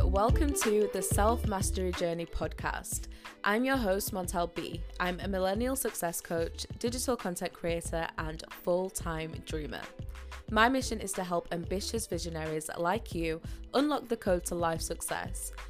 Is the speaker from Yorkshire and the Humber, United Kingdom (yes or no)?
yes; Yorkshire and the Humber, United Kingdom; I am from Yorkshire, so I live up north